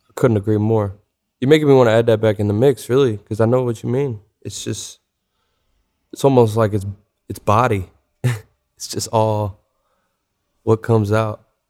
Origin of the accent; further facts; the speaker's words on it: Louisville, Kentucky, United States; moved away; also born or lived in Atlanta; We grew up in the Highlands neighborhood of Louisville